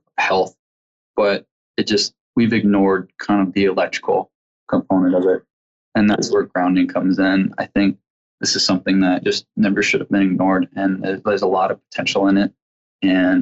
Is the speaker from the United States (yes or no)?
yes; Midwest, United States; I come from a tribe here in the Midwest